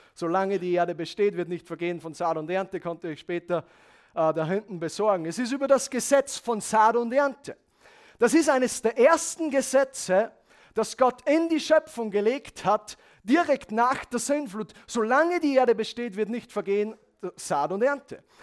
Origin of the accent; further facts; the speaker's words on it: Handenberg, Upper Austria, Austria; Ich komme aus Handenberg